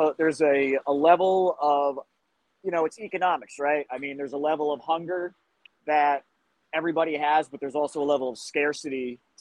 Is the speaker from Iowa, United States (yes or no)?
no; Roslyn, New York, United States; I grew up in Roslyn